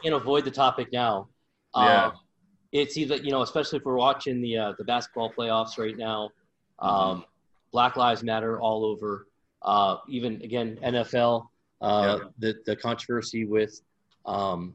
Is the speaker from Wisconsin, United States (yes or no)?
no; Boston, Massachusetts, United States; I grew up in Boston, or just south of Boston